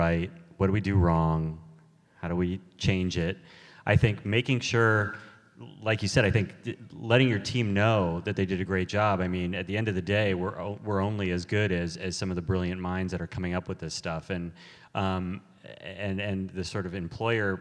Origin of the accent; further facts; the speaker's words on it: Los Angeles, California, United States; growing up in Los Angeles